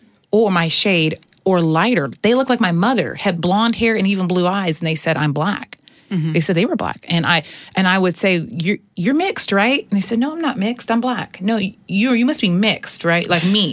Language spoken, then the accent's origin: English; Houston, Texas, United States; also born or lived in Seattle; And so when I was 2, so I was born in Seattle. Mm-hmm. When I was 2, we moved to Houston, Texas, where I started kindergarten.